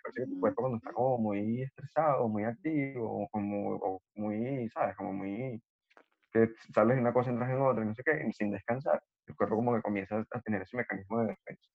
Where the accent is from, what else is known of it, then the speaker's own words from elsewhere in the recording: Los Teques, Miranda, Venezuela; yo soy de Los Teques.